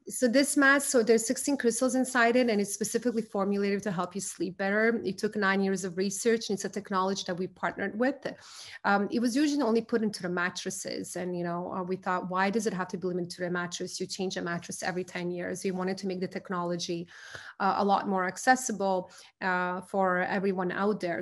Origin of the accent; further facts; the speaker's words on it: Croatia; moved away; I'm from Croatia.